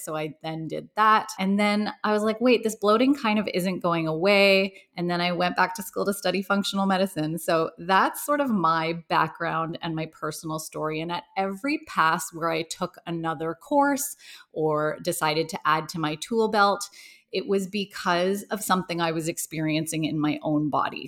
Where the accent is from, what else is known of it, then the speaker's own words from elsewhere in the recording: Toronto, Ontario, Canada; I grew up in Toronto, Canada